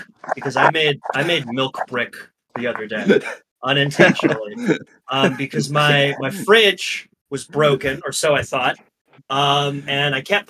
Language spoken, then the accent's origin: English; Midwest, United States; now in Boston, United States; I've obviously lived most of my life in Boston, but I am originally from the Midwest, and so I also have a strong respect and occasional fear of milk.